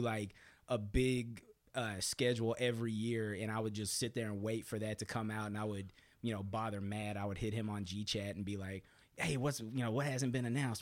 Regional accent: Beaumont, Texas, United States; also born or lived in San Marcos, Texas; I'm from Beaumont, Texas

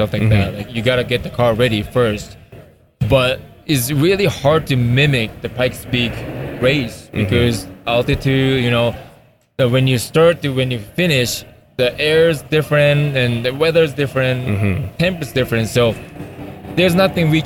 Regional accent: Japan; I'm from Japan.

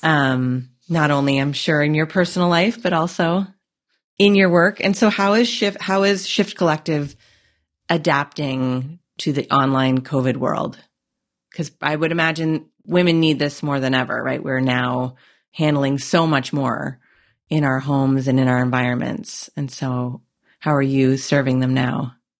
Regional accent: Canada; I'm Canadian

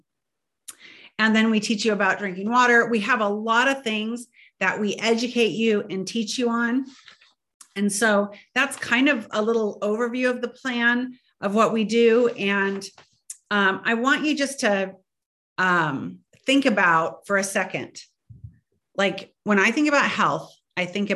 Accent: Indiana, United States; I grew up in Indiana, right on the border of Wisconsin, and cheese was like water

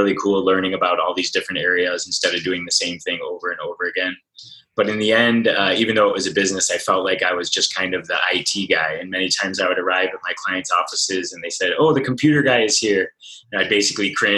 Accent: Michigan, United States; moved away as an adult; now in San Diego, United States; I'm actually originally from Michigan, and I lived there for about 20 years. Grew up working for my dad's IT consulting company

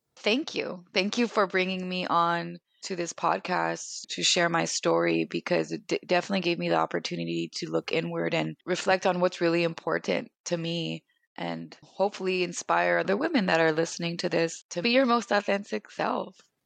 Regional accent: Inland Empire, California, United States; moved away as an adult; also born or lived in East Los Angeles, California; now in New York, United States; I was born in East L A, but I grew up

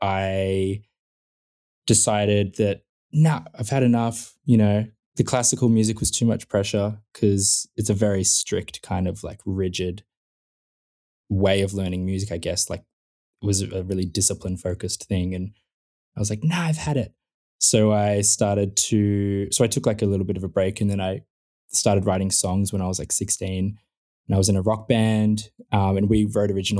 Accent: Melbourne, Victoria, Australia; in, like, the southeastern suburbs of Melbourne, it's kind of just like, yeah, just, it was just suburbia

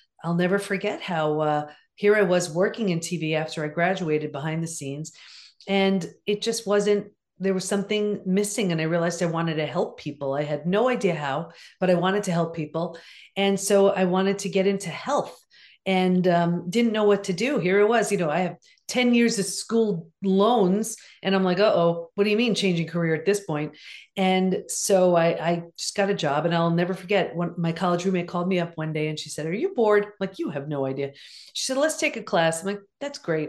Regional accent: Long Island, New York, United States; also born or lived in California; I grew up in Long Island.

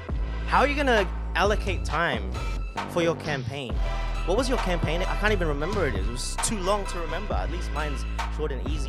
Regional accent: Sydney, New South Wales, Australia; I didn't grow up in Western Sydney. I grew up in the south suburbs. Sunny Shire District. An hour away on the M5. But in my later years, I got to experience living in Western Sydney.

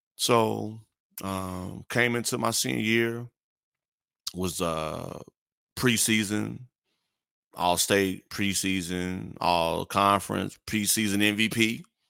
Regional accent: Gary, Indiana, United States; moved away as an adult; also born or lived in Corpus Christi, Texas; now in Houston, United States; I grew up in Gary, Indiana

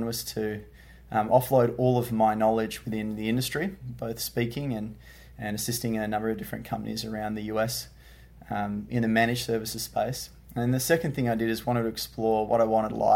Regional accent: Perth, Western Australia, Australia; I hail from Perth, Australia, which is the west coast of Australia

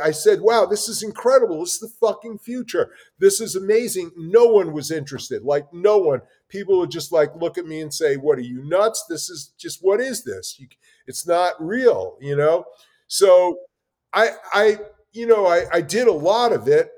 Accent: New York City, New York, United States; I grew up in New York City, in the Bronx, and in Brooklyn

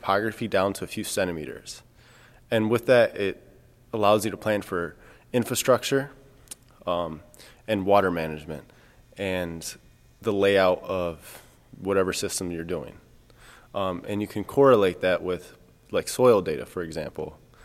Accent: Michigan, United States; I'm from Michigan

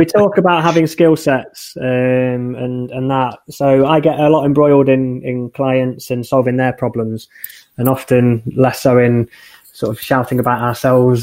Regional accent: Leicester, East Midlands, United Kingdom; moved away; also born or lived in Lancaster / Liverpool; I'm from Leicester originally.

